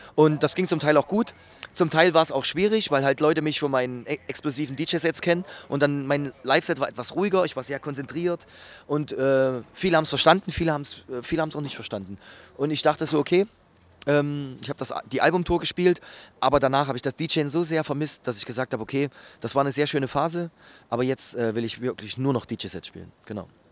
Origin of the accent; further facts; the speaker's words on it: Gera, Thuringia, Germany; bei uns in Gera